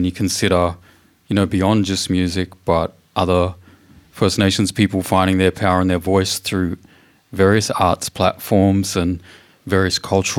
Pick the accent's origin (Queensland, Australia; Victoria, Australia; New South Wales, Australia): Victoria, Australia; I'm a Yorta Yorta man. I grew up on Yorta Yorta country in a very beautiful, small, red gum surrounded town by the beautiful waters of Kayla, the township by the name of Marupano and Clitheroe clan country on Yorta Yorta country.